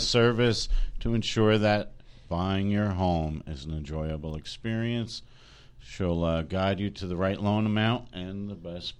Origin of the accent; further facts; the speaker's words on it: New Jersey, United States; now in Florida, United States; I grew up in New Jersey, and trust me, coming here to Florida since 94, I love it here. I'll never go back